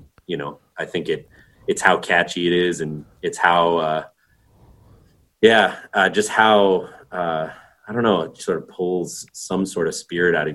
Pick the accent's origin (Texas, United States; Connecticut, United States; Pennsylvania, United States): Connecticut, United States; Northern; I grew up in Northern Connecticut